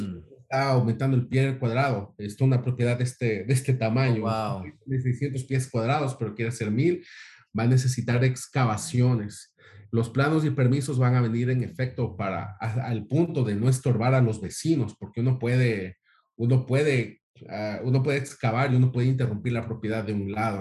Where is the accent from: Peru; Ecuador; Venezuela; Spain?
Ecuador; moved away; del mismo país que Osvaldo, de, de Ecuador